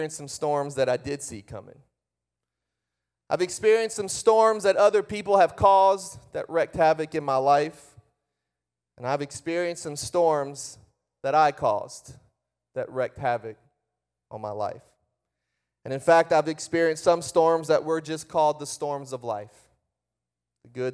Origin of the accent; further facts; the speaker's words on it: Breaux Bridge, Louisiana, United States; I was born and raised. My father pastored a church outside of Lafayette, Louisiana, which is called Brobridge.